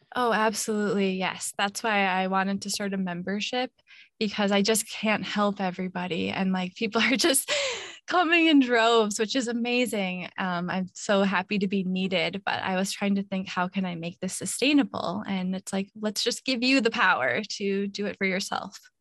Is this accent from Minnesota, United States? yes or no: yes; Minnesota, United States; moved away as an adult; now in Hawaii, United States; I grew up in Minnesota where it's always really cold in the winter